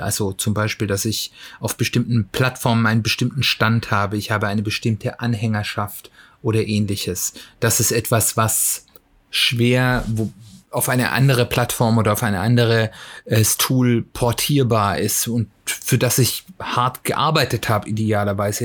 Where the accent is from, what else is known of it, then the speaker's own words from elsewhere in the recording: Germany; bei uns in Deutschland